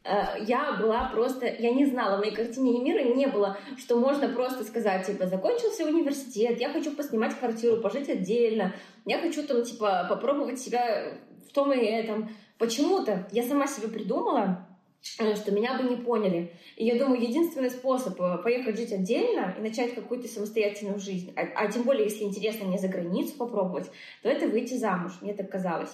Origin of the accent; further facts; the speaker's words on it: Belarus; moved away as an adult; also born or lived in Dubai / Moscow; я такая, из Беларуси